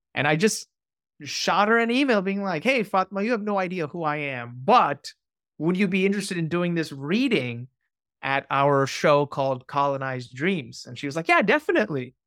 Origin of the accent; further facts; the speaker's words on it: New York, United States; we grew up, you know, as a New Yorker, these institutions were around us